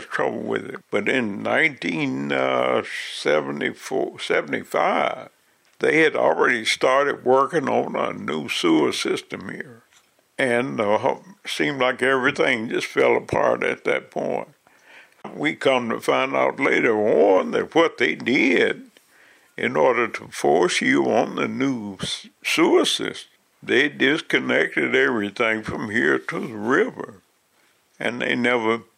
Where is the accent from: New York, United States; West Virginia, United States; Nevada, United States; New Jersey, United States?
West Virginia, United States; also born or lived in Rand, West Virginia; I was born in West Virginia, so I've been here forever. Moved here in October of 1969